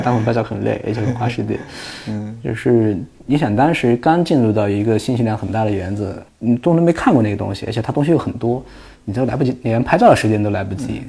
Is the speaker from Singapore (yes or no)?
no; Hunan, China; 我们湖南老家那地方，我们属于丘陵地貌